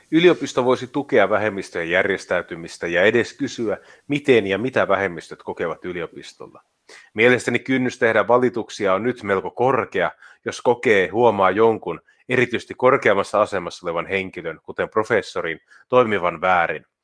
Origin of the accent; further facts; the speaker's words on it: Finland; En ole maahanmuuttaja, olen syntyperäinen suomalainen.